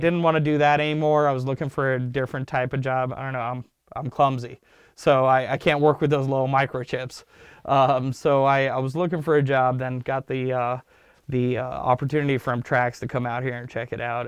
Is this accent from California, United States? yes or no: yes; Los Angeles, California, United States; English is a second language; also born or lived in Ankara, Turkey / Sacramento; I started off in, uh, in the, uh, San Fernando Valley in, uh, Los Angeles